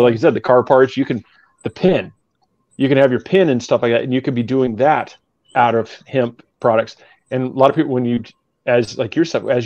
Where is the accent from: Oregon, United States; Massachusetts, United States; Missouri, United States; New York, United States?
Oregon, United States; moved away as an adult; now in Florida, United States; I just moved down here to Florida 3 years ago, so I'm born and raised in Oregon.